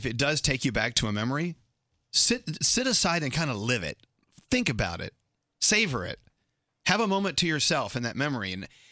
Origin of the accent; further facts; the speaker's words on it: Scotland, United Kingdom; I'm Scottish